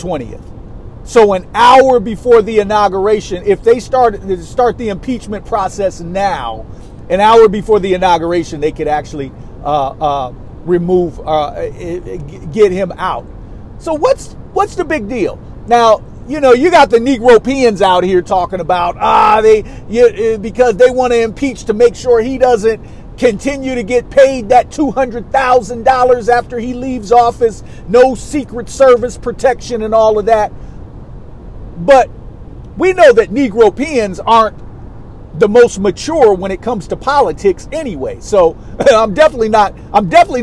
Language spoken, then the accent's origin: English; New York, United States; I'm a New Yorker